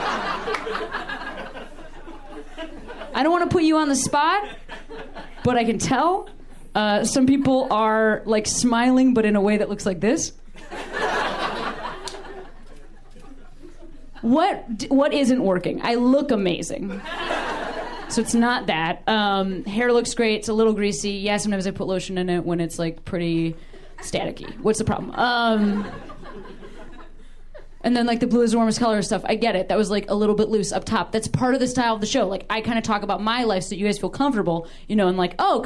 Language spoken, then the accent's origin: English; Chicago, Illinois, United States; moved away as an adult; now in Los Angeles, United States; I've only lived in L.A. for 18 months, and I'm from Chicago